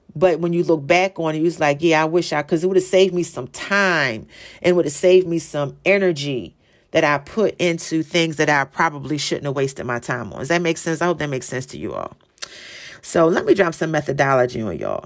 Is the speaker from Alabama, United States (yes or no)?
no; Philadelphia, Pennsylvania, United States; I'm from Philly, so the city of brotherly love